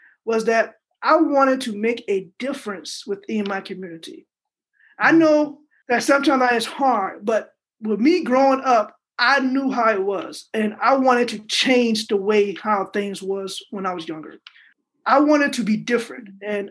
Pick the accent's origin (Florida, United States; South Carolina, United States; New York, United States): South Carolina, United States; Trio; moved away as an adult; Born and raised in Trio, South Carolina, one of those towns that's very small